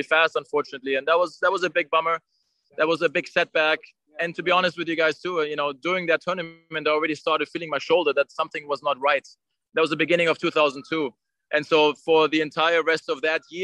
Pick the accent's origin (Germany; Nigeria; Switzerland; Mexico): Germany; for a German player growing up in Germany.